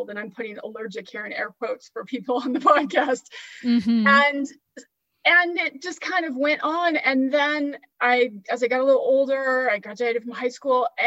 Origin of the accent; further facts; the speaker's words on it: California, United States; also born or lived in Washington; now in Florida, United States; I grew up in California and I lived in Washington state like you for some time and now I'm in Florida.